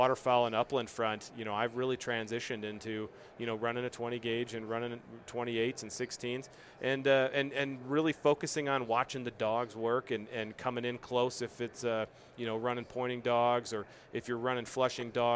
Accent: Midwest, United States; also born or lived in Iowa / Minnesota; I grew up in the Midwest, you know, grew up in Iowa, Minnesota, that whole chain in there.

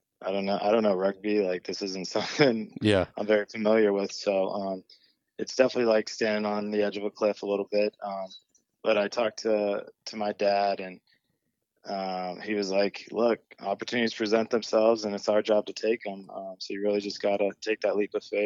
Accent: Orange County, Southern California, United States; also born or lived in San Diego; I'm from Southern California, Orange County

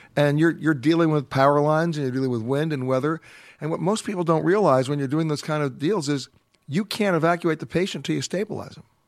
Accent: New York, United States; I was born and raised in New York

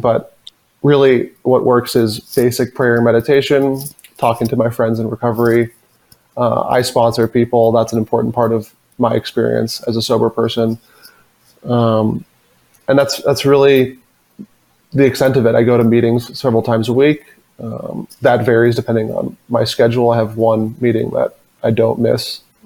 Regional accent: suburb outside of Boston, Massachusetts, United States; I grew up, like you said, in a small suburban town. Well, it's not really that small, but small suburban town uh, outside of Boston

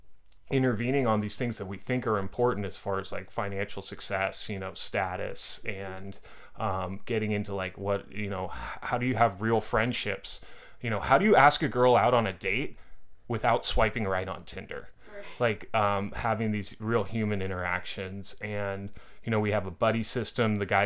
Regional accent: Orinda, California, United States; now in Los Angeles, United States; I'm from Orinda.

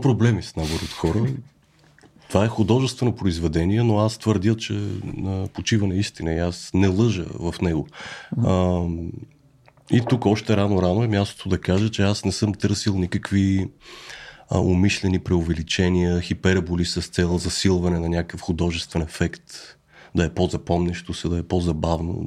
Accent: Bulgaria; moved away; сме българи

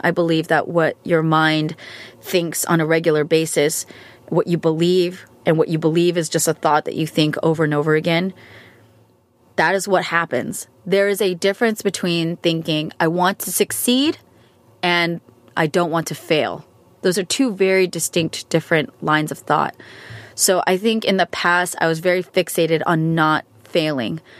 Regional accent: United States; American, I'm Asian American, I'm Korean American

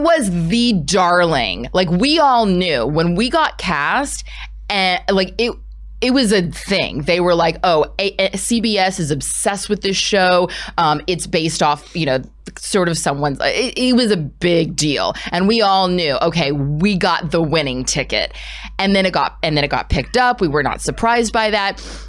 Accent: United States; as an American actor

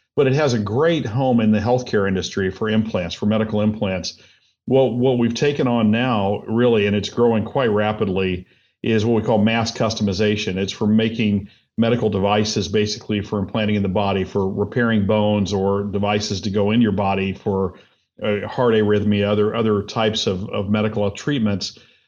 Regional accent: Indiana, United States; also born or lived in Minnesota; No, I'm from Indiana originally. We lived all over the place, but most recently up in Minnesota. Yeah, I was up there for 9 years

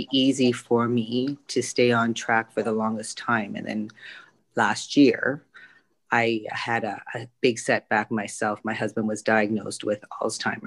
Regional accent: Canada; also born or lived in Vietnam; I moved to Canada when I was three.

